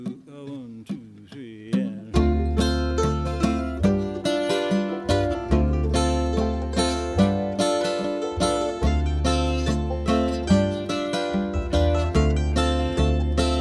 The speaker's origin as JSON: {"language": "English", "town": "Wheeling", "region": "West Virginia", "country": "United States", "tie": "born or raised there", "moved": "as an adult", "said": "I grew up in Wheeling, or actually, I lived my first part of my life in Wheeling until I was supposed to be an adult"}